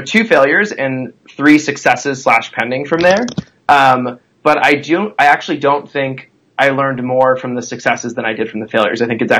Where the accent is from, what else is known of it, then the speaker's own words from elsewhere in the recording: San Diego, California, United States; also born or lived in Chicago / New York; now in Los Angeles, United States; So, I live in LA, and I come from San Diego to Chicago to New York, and now here.